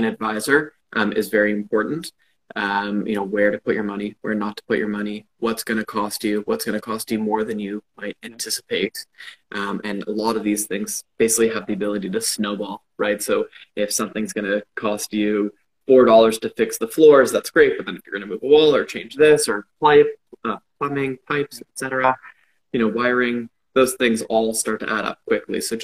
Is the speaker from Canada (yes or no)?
yes; Toronto, Ontario, Canada; born and raised in Toronto, to a big family.